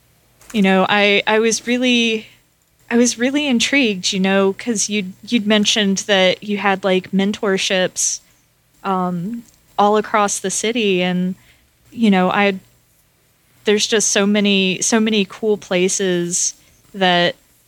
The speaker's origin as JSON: {"language": "English", "town": "Atlanta", "region": "Georgia", "country": "United States", "said": "I mean, I come from Atlanta. It's kind of landlocked, so I don't know much about fishing"}